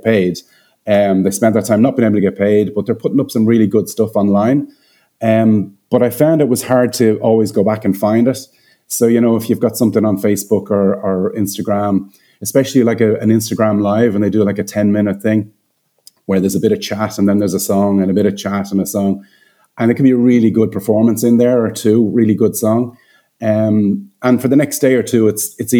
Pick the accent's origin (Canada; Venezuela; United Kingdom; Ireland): Ireland; Dublin, Leinster; moved away as an adult; now in Cayman Islands; I'm based in the Cayman Islands, but I'm from Ireland. So yeah, I've been over here about 12 years, but I'm from Dublin.